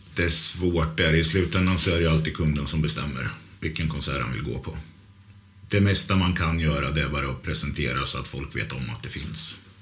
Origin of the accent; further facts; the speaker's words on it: outside Norrköping, Östergötland, Sweden; Jag kommer utanför Norrköping. Det är en familjegård som heter Skrikhult som ligger mellan Norrköping och Finspång